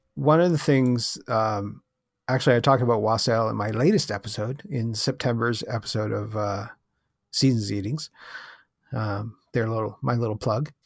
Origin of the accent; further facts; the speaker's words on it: Canada; I'm from Canada